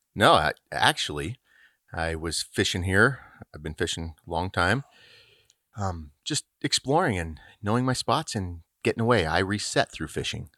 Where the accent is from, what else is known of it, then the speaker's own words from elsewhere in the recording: Littleton, Colorado, United States; Originally from Littleton, Colorado.